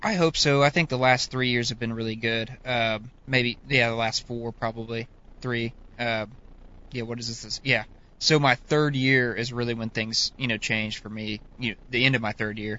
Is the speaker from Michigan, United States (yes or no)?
no; Northeast Oklahoma, United States; growing up, you know, I'm from Northeast Oklahoma